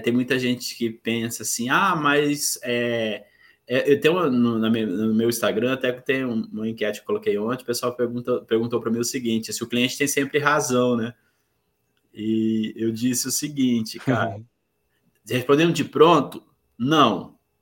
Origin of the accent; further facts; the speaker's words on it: Corumbá, Mato Grosso do Sul, Brazil; now in Campo Grande, Brazil; sou natural de Corumbá, é, é uma cidade do interior do estado de Mato Grosso do Sul, mas hoje eu vivo em Campo Grande, que é a capital do estado.